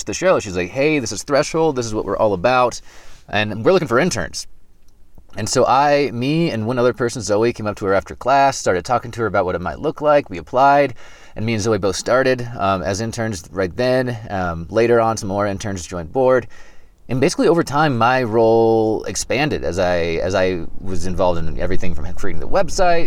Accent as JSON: {"language": "English", "region": "Kansas", "country": "United States", "moved": "as an adult", "said": "I'm originally from Kansas, which is in the middle of the country. And so I got out of Kansas after college and moved west"}